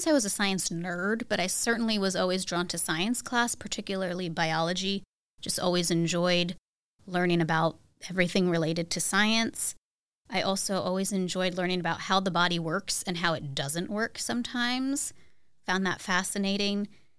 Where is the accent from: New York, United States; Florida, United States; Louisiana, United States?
New York, United States; Cornwall; Home for me is a town in New York that goes by the name of Cornwall. Most people don't know it. It's about an hour north of New York City on the Hudson River